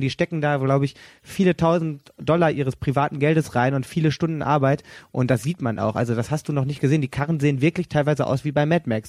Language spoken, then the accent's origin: German; Sauerland, North Rhine-Westphalia, Germany; now in Cologne, Germany; ich dann halt als Sauerländer